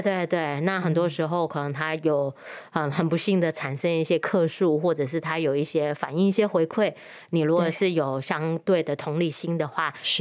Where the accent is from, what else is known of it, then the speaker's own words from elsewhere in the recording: Penang, Malaysia; moved away as an adult; also born or lived in Taiwan / United States; now in Kaohsiung, Taiwan; 我在马来西亚长大